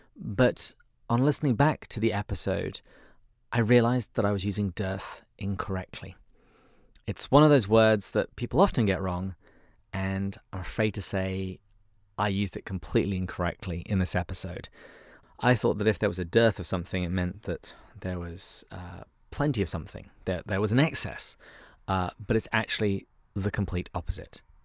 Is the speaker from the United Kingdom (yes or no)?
yes; England, United Kingdom; I'm English